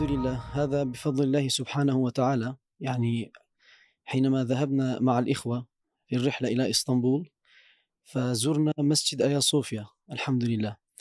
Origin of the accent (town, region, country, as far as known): Turkey